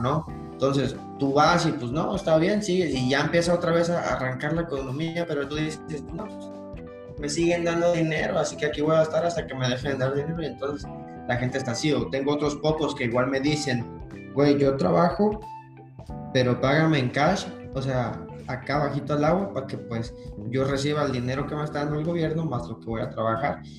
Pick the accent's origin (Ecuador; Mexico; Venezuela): Mexico; moved away; como los mexicanos que somos